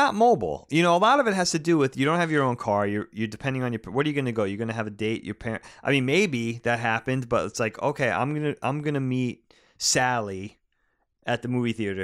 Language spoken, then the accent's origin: English; Long Island, New York, United States; growing up in the eighties and nineties, at least growing up on Long Island, growing up in New, the suburbs of New York City